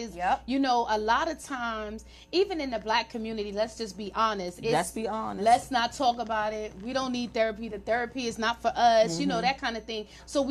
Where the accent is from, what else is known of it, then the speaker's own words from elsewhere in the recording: New York, United States; moved away; And even though that's my hometown, it's expensive.